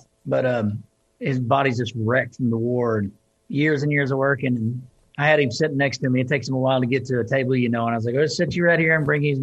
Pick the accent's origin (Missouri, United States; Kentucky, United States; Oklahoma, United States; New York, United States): Oklahoma, United States; also born or lived in Texas; growing up in Oklahoma and moving to Texas, and then dragging my tail between my legs back to Oklahoma.